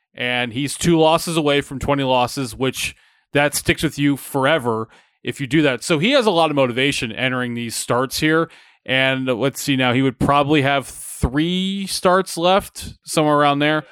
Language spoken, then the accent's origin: English; Atlanta, Georgia, United States; moved away; I grew up in a city that's on an, on an island in Atlanta where there's, you're not nearby any team.